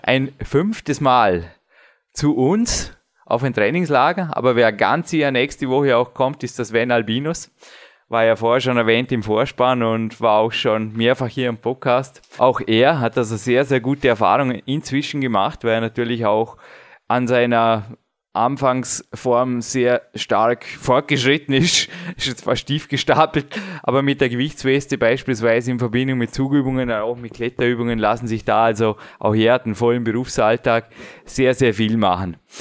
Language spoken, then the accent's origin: German; Austria; bei uns in Österreich